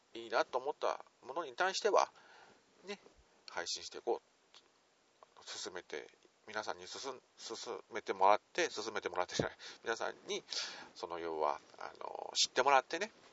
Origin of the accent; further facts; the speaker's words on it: Nagoya, Aichi, Japan; 地元名古屋からなかなか抜け出すことができません